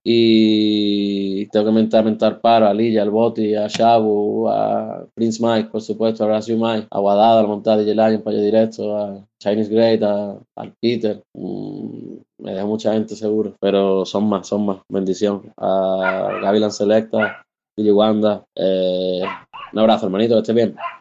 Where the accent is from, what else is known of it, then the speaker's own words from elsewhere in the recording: Málaga, Andalusia, Spain; nací en Málaga en el año 84. Eh, empecé a hacer música, música, lo que es música con ocho añillos, en la banda de mi barrio